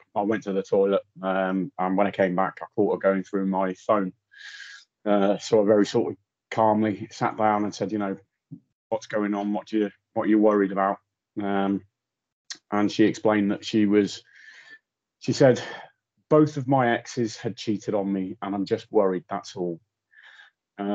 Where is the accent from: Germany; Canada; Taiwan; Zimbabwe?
Germany; moved away; also born or lived in Anglesey, Wales; Okay, well, I was born on Anglesey, or Inishmon, as it's known locally. My father was in the RAF, and not long after I was born there with one of my other brothers, we moved out to Germany, spent the next sort of 12 to 13 years on and off in Germany.